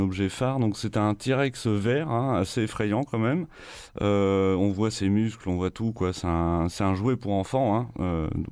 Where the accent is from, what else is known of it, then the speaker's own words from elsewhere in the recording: Picardy, Hauts-de-France, France; moved away; ma terre natale de Picardie